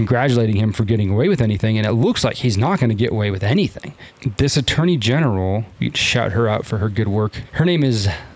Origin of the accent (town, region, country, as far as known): San Diego, California, United States; born or raised there